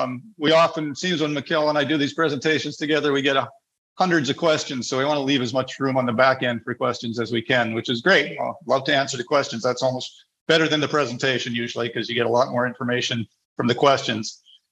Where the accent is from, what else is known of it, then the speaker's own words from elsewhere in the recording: Canada; moved away as an adult; also born or lived in Honduras / Panama; now in Latin America; As Mikkel said, I'm originally from Canada, a Canadian citizen, but I'm a resident of several countries down here in Latin America, and really make my home in a number of the countries here with my wife, Andrea.